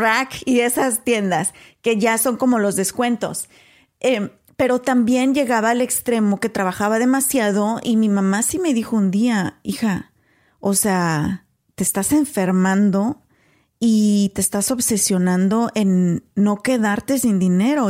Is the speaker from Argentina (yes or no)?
no; Mexico; moved away; soy mexicana